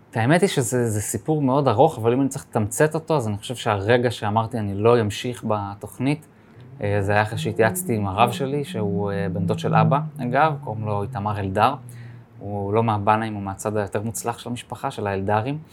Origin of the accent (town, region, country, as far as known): Jerusalem, Jerusalem District, Israel; born or raised there